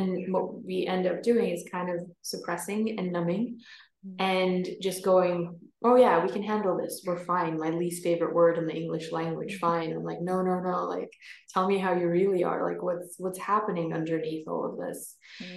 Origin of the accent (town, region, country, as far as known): New York, United States; born or raised there; moved away as an adult; also born or lived in Norway; now in Scotland, United Kingdom